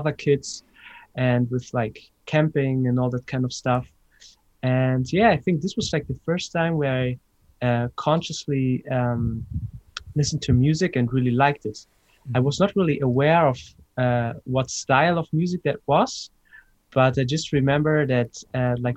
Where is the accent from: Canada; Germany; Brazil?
Germany; Hamburg; moved away as an adult; also born or lived in Ibiza; now in Berlin, Germany; I grew up in Hamburg, north of Germany